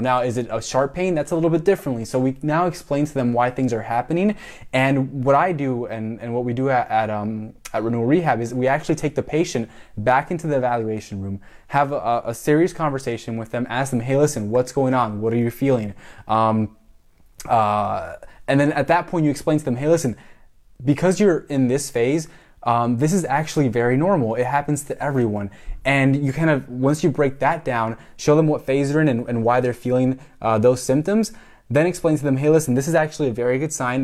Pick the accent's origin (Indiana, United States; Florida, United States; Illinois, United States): Florida, United States; Miami; moved away as an adult; also born or lived in Puerto Rico; now in Tampa, United States; I'm from Miami, so Hispanic, you know, half Mexican, half Cuban, uh, born in Puerto Rico